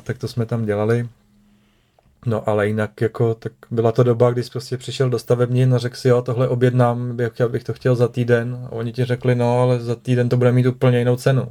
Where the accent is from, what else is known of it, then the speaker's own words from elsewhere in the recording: Prague, Czechia; moved away as an adult; now in Central Bohemia, Czech Republic; já jsem se narodil v Praze, že jo. Žil jsem vlastně celý život v Praze